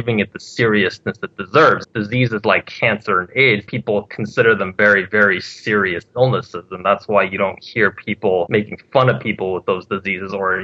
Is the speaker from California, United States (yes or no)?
yes; Southern California, United States; I'm from Southern California